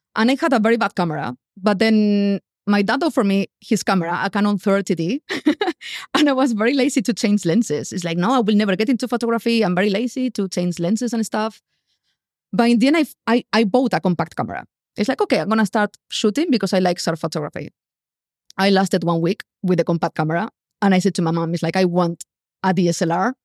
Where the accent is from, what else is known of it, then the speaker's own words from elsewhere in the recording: Spain; English is a second language; moved away as an adult; also born or lived in London, United Kingdom / Bali, Indonesia; I left Spain. I didn't have money. I didn't know anyone in London